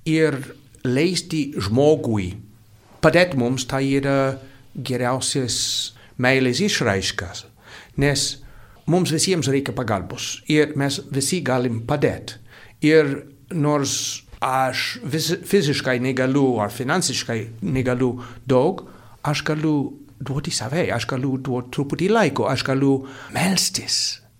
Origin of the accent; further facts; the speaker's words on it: United States; now in Lithuania; Ir aš iš Amerikos